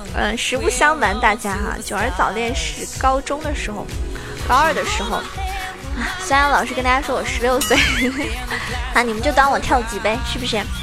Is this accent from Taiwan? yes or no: no; Zhejiang, China; 因为我是浙江人